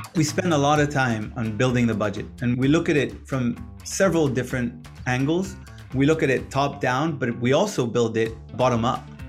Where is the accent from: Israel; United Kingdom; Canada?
Israel; moved away as an adult; also born or lived in Boston, United States; I was born and raised in Israel.